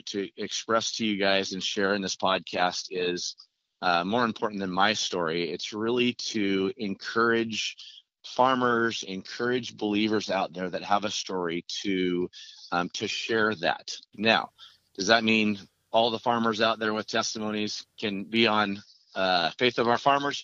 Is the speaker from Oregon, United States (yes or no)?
yes; Oregon, United States; I'm from Oregon